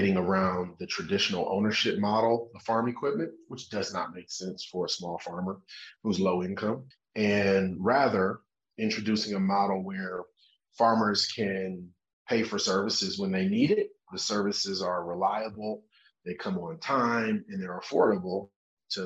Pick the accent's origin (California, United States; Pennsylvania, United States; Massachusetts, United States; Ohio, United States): Ohio, United States; Cleveland; I'm from Cleveland, Ohio in the US, not quite an agricultural place